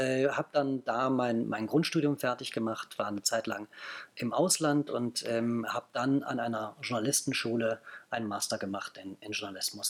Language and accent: German; Bonn, North Rhine-Westphalia, Germany; now in Berlin, Germany; Ich bin gebürtiger Bonner